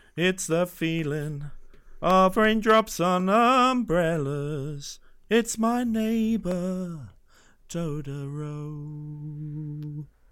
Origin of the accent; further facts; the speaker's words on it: Exeter, South West England, United Kingdom; I grew up in Exeter